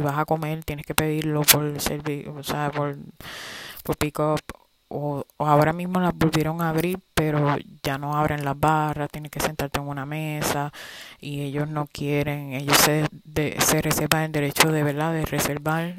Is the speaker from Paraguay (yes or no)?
no; Puerto Rico; yo soy puertorriqueña